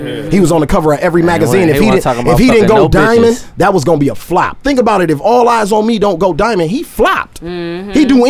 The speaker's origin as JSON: {"language": "English", "town": "Oakland", "region": "California", "country": "United States", "said": "Actually, I'm from Oakland, California."}